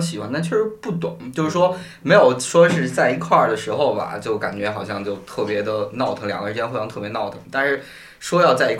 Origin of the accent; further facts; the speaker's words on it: Northwest China, China; 我在西北长大。